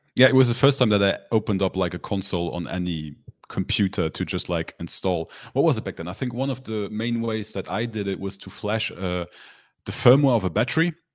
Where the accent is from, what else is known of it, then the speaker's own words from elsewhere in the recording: Luxembourg; my hometown, I live in Luxembourg, so a lot of people in my hometown, which is a small country